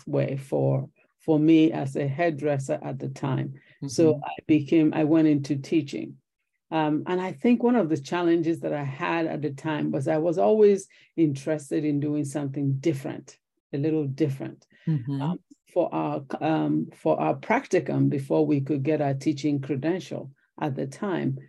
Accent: Nigeria; moved away as an adult; also born or lived in Logan, Utah / California; now in United States; I was born in Nigeria, in West Africa

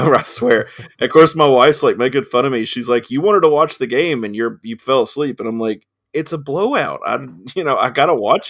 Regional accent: Scottsville, Kentucky, United States; I'm from Scottsville

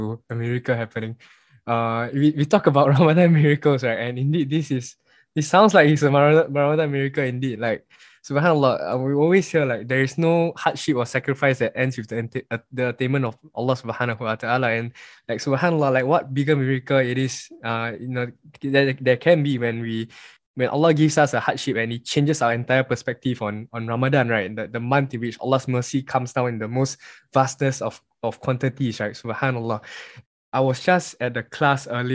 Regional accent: Singapore; As Singaporean Muslims, we are so lucky and blessed to be in Singapore

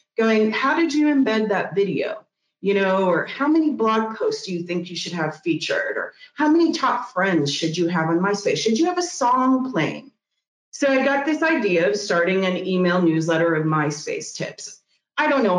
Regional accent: Missouri, United States; moved away as an adult; also born or lived in San Francisco; I'm moving back to Missouri. And I moved back to Missouri, my hometown

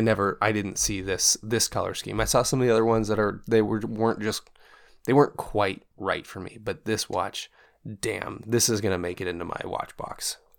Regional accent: Portland, Oregon, United States; moved away; I'm from actual Portland. Portland city limits

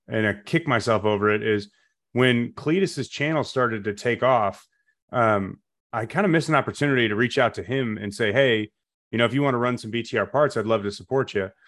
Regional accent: Chicago, Illinois, United States; now in Taylorsville, United States; I'm from the Chicago suburbs originally

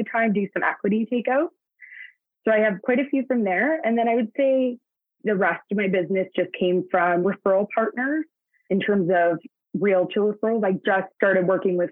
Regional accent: Hamilton, Ontario, Canada; now in Brantford, Canada; I was born and raised in Hamilton, Ontario.

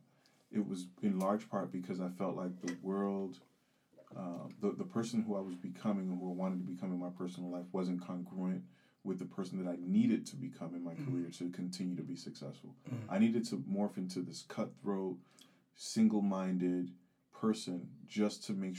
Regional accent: United States; also born or lived in Geneva, Switzerland; I'm American

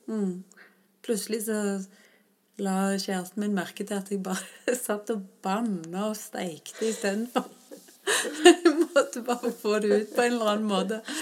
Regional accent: Stavanger, Rogaland, Norway; rundt Mosvannet i Stavanger, der jeg vokste opp.

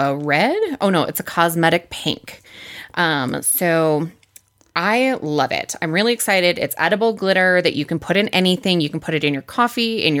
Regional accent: Wisconsin, United States; I'm from Wisconsin.

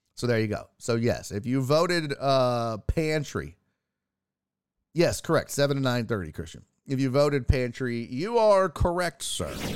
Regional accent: Houston, Texas, United States; I'm from Houston

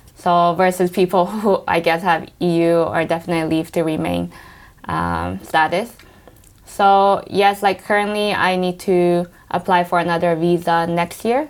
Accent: Los Angeles, California, United States; moved away as an adult; also born or lived in Taiwan; now in London, United Kingdom; I grew up in Los Angeles.

